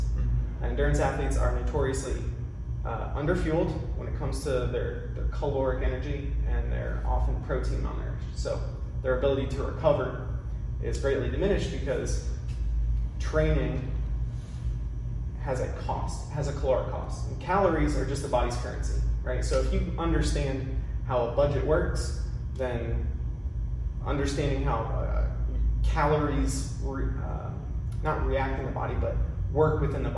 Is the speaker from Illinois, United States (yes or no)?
no; Ohio, United States; moved away as an adult; also born or lived in Indianapolis, Indiana; now in Texas, United States; I'm originally from Ohio. I grew up there, ran cross country and track in high school and college